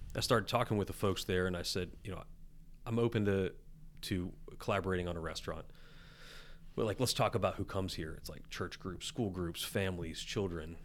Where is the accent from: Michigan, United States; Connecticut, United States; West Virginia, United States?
West Virginia, United States; I'm redneck from West Virginia